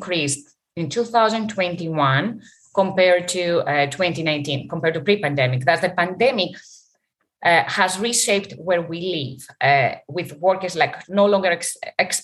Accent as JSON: {"language": "English", "country": "Greece", "moved": "yes", "said": "I'm from Greece and I go there"}